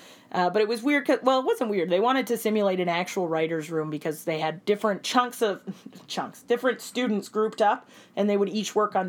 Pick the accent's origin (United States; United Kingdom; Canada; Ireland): Canada; We're Canadian.